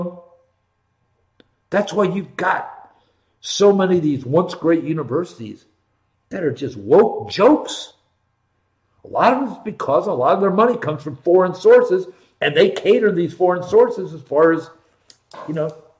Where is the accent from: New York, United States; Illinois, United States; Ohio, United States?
Ohio, United States; Columbus; I was born and raised in Columbus, Ohio.